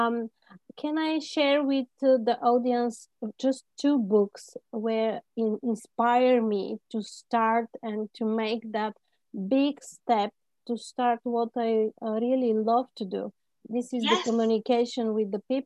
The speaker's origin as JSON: {"language": "English", "country": "Bulgaria", "said": "I'm originally from Bulgaria"}